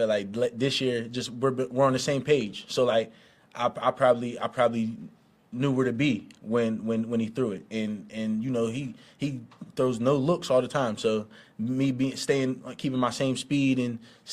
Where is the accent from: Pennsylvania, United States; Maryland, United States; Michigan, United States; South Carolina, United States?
Pennsylvania, United States; Pittsburgh; moved away as an adult; now in Kansas City, United States; I'm from Pittsburgh, so him being on the Steelers all like my whole high school career